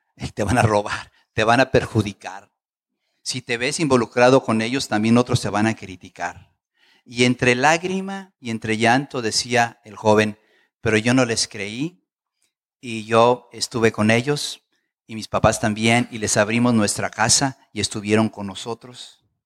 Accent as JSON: {"language": "Spanish", "country": "Mexico", "tie": "born or raised there", "also_born_or_lived": "Chiapas / Torreón / Mexico City", "moved": "yes", "lives_now": "United States", "said": "yo nací al sur de la frontera. Yo nací en México, pero mis hijos nacieron aquí"}